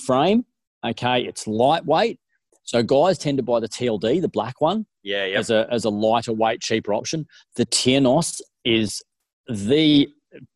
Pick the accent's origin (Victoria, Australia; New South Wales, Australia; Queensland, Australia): New South Wales, Australia; Cooma; growing up in Cooma, up in the Snow Mountains